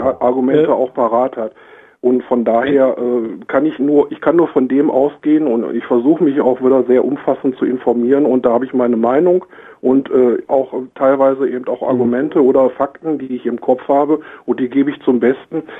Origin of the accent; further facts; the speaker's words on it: Germany; bei uns in Deutschland